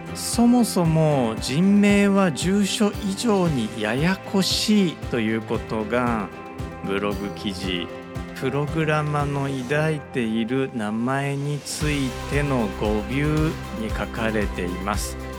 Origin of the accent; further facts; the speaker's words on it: Osaka, Japan; 僕は大阪出身です